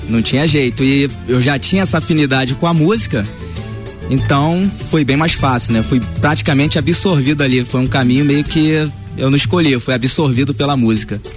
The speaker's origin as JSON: {"language": "Portuguese", "region": "Rio de Janeiro", "country": "Brazil", "moved": "yes", "said": "sou lá de Vila Isabel"}